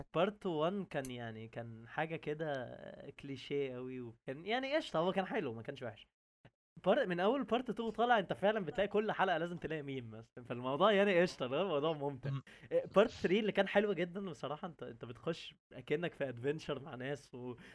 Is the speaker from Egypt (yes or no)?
yes; Egypt; عندنا في مصر